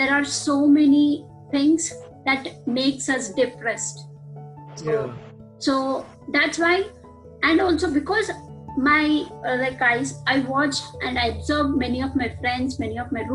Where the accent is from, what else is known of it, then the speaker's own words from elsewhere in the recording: Andhra Pradesh, India; moved away as an adult; now in United States; I'm from India, Andhra Pradesh. I came to US for my master's.